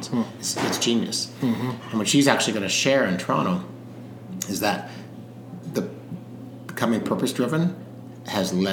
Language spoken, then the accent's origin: English; South Africa; I was born in South Africa